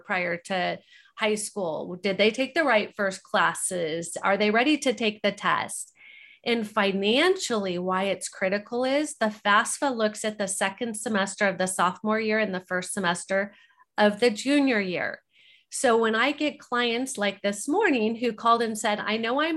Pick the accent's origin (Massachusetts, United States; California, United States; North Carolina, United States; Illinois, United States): California, United States; Orange County; I grew up in Orange County, California, five generations